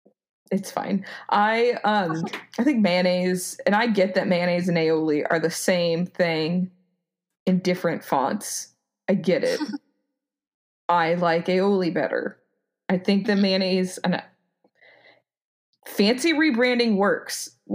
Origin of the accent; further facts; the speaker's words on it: Colorado, United States; growing up in Colorado